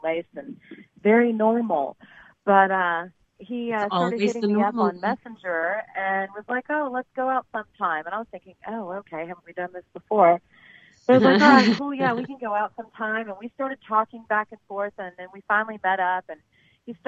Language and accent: English; Texas, United States; I'm a Texan.